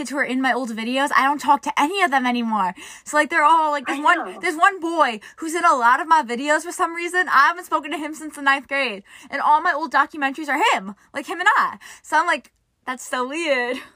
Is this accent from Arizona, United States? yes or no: no; New York, United States; so I'm from New York. Many people. I'm from New York, and the New York traffic to get out of like New York is worst, worst probably.